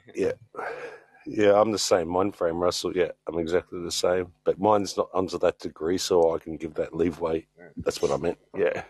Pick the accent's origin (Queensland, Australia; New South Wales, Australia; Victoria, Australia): New South Wales, Australia; Sydney; moved away as an adult; now in Adelaide, Australia; I grew up in New South Wales. Yeah, Sydney, right heart of Sydney